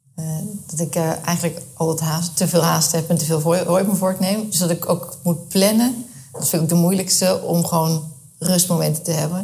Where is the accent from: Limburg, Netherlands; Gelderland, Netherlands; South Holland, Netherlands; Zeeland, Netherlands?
South Holland, Netherlands; Rotterdam; now in The Hague, Netherlands; Ik ben eh, opgegroeid in eh, Rotterdam